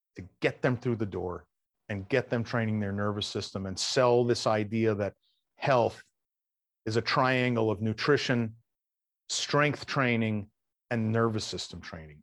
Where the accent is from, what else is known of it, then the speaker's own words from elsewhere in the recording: New York, United States; I'm from New York